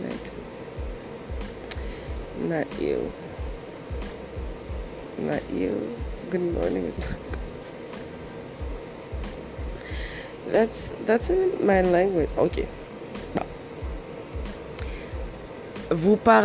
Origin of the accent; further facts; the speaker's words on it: DR Congo; English is a second language; now in Canada; I live in Canada right now, but I'm from Africa. I'm from Zaire